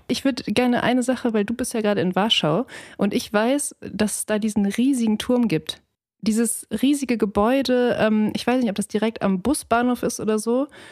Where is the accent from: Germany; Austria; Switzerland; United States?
Germany; Ruhr area, North Rhine-Westphalia; ich bin im Ruhrgebiet aufgewachsen